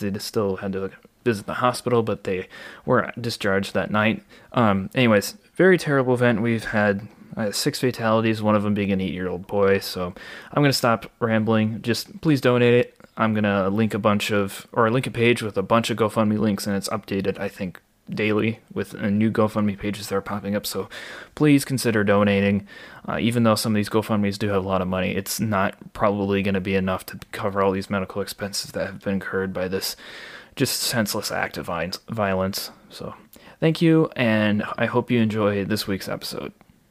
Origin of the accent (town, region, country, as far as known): Waukesha, Wisconsin, United States; born or raised there